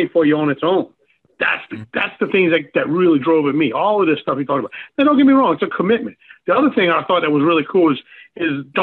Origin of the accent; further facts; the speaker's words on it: New Orleans, Louisiana, United States; now in Pineville, United States; I'm from New Orleans, man. So much culture in New Orleans. Now I live in Pineville, Louisiana